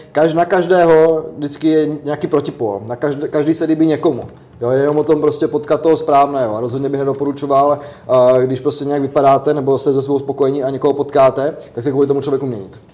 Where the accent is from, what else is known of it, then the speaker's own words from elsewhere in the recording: Otrokovice, Zlín Region, Czechia; u nás v Otrokovicích